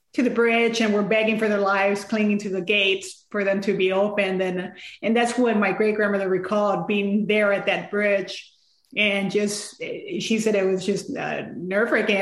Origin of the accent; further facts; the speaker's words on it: San Antonio, Texas, United States; I grew up in San Antonio, but going to Mexico during the summers